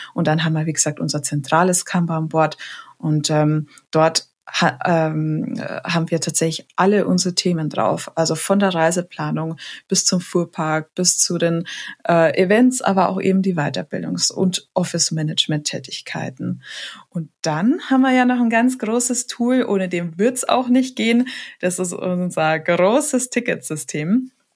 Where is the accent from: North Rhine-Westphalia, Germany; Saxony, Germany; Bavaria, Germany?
Bavaria, Germany; Munich; also born or lived in Lake Starnberg; geboren am Stamberger See. Ja. Und ähm, echte, waschechte Münchnerin